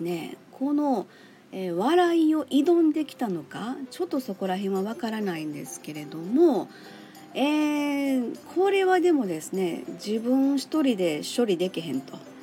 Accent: Kansai, Japan; 私生粋の関西人からしましてですね

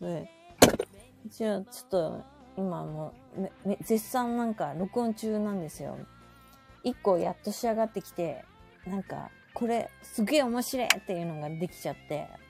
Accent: Okayama, Japan; now in Tokyo, Japan; うちの実家の方、岡山ね

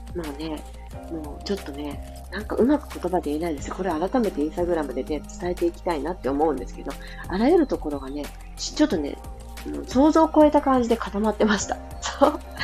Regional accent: Fukuoka, Japan; 地元の福 岡の明太ワイドっていうテレビにもそういえば出たことがあって

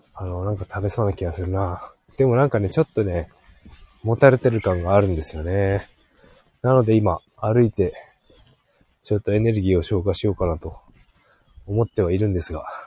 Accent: Hokkaido, Japan; born or raised there; moved away

